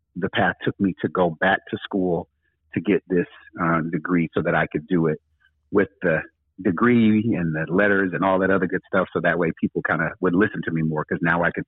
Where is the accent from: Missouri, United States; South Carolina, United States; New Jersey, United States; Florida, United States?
Florida, United States; Daytona Beach; moved away as an adult; also born or lived in Japan; now in California, United States; I'm originally from Daytona Beach, Florida